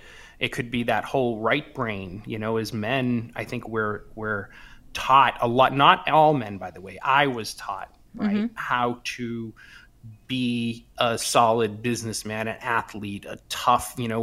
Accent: East Coast, United States; growing up where I grew up in the States on the East Coast, it was very blue collar

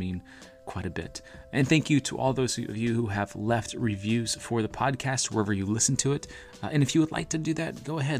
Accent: Central Florida, United States; moved away as an adult; also born or lived in northern Wisconsin; I'm from Central Florida

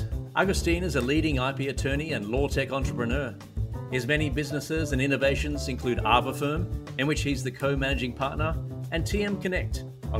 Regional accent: Australia; I'm an Australian patent attorney

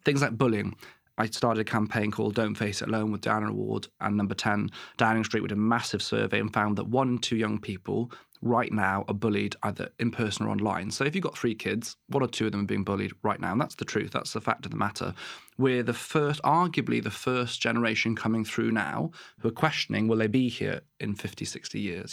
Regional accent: West Wales, United Kingdom; moved away as an adult; also born or lived in Exeter / Plymouth / Truro; I grew up in West Wales

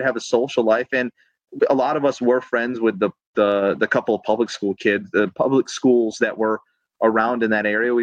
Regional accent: LaGrange, Georgia, United States; moved away as an adult; now in Pennsylvania, United States; I grew up 18 years in Georgia

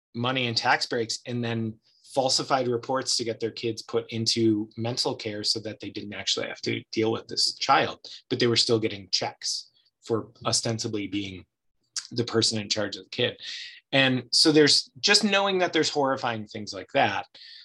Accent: Ohio, United States; also born or lived in California / Louisiana / Chicago / Los Angeles; now in Oregon, United States; I grew up in Ohio

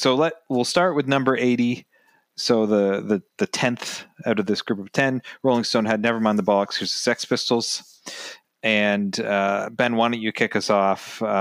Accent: Canada; it makes me proud as a Canadian

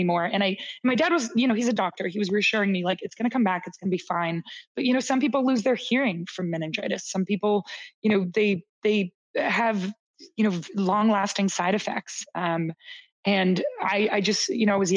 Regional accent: Canada; also born or lived in Toronto, Canada / Boston, United States; as a Canadian

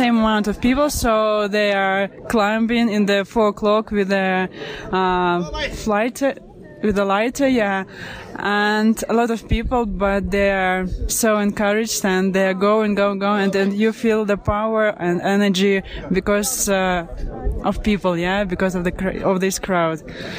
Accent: Moscow, Russia; English is a second language; I'm …. We are from Moscow. We are traveling all over the world.

